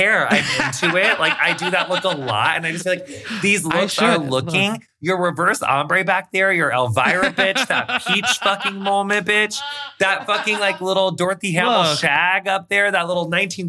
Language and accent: English; western Illinois, United States; we're just like the very farthest western part of Illinois, my hometown.